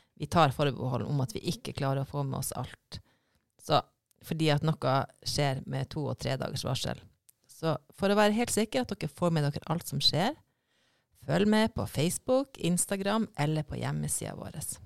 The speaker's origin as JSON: {"language": "Norwegian", "region": "Finnmark", "country": "Norway", "moved": "yes", "said": "jeg er fra Finnmark, og der bruker vi skerri hele tida."}